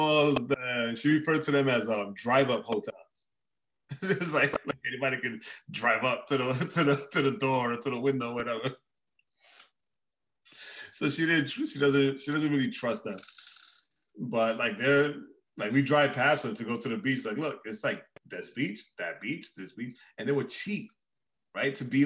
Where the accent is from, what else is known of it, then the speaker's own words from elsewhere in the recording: New York City, New York, United States; also born or lived in Puerto Rico; now in Atlanta, United States; where I grew up in Rockaway. Like, the beach was, like, down the block